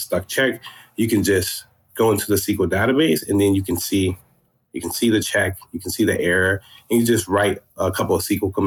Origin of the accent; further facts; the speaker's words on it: Florida, United States; moved away as an adult; also born or lived in Georgia; now in Atlanta, United States; I'm originally from Florida. And I was doing high school in Georgia, then moved back to Florida, finished high school there